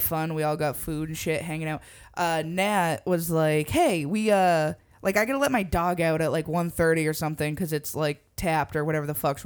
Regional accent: Massachusetts, United States; we're from Massachusetts

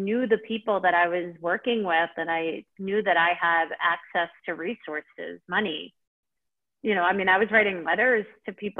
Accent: New York, United States; moved away as an adult; now in Nairobi, Kenya; growing up in New York

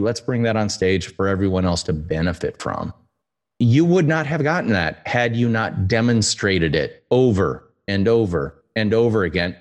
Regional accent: United States; as an American

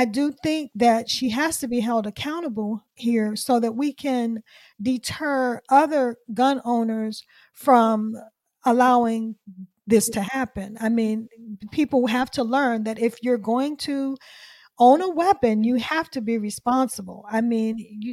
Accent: Washington, District of Columbia, United States; this is D.C. is my hometown. I'm from D.C.

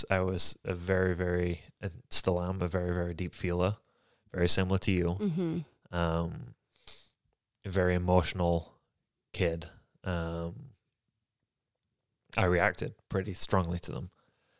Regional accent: Yorkshire and the Humber, United Kingdom; moved away as an adult; So, I was born and raised in England. In Yorkshire, England, the best part of England.

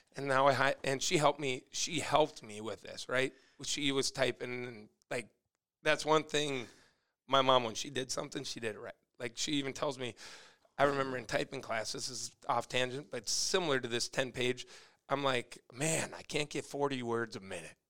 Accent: Sartell, Minnesota, United States; also born or lived in Gilman, Minnesota; we moved off a little hobby farm in Gilman when I was eight months old. So for me, it was always Sartell

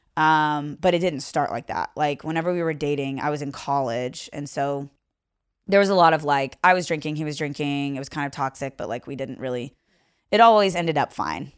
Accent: Owensboro, Kentucky, United States; accent: Southern; moved away as an adult; also born or lived in Seattle / Renton; am originally from Owensboro, Kentucky. So Mm-hmm. Grew up there, went to high school there

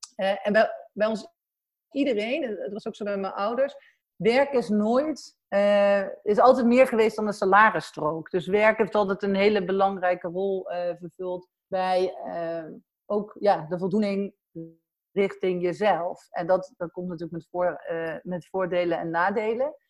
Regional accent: Sint-Michielsgestel, near Den Bosch, North Brabant, Netherlands; accent: soft G (Brabant); mijn zachte G zal wel waarschijnlijk al weggeven dat ik uit, eh, Brabant kom. Ehm, eh, opgegroeid, eh, in Sint Hugo Schestel, vlakbij, eh, Den Bosch

